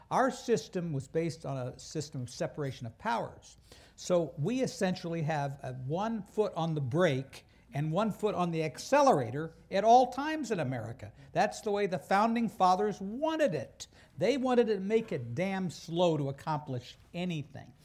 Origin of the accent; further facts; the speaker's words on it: Wichita, Kansas, United States; I'm from Wichita, Kansas